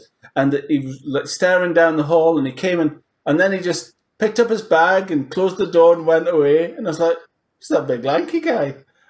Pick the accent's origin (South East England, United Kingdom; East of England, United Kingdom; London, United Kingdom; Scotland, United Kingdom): Scotland, United Kingdom; the Borders; I'm from the Borders as well.